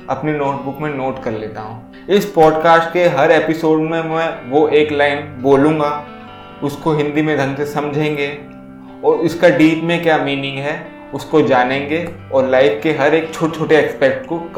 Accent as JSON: {"language": "Hindi", "country": "India", "said": "मैं इंडिया से बिलोंग करता हूँ इंडिया में most of the percentage of family middle class family की है"}